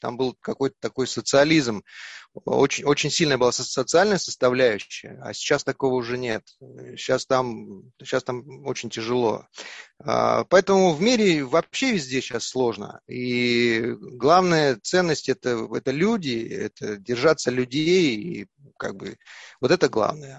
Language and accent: Russian; Yakutia, Sakha Republic, Russia; moved away; все мы оттуда вышли, из Якутии, наша родина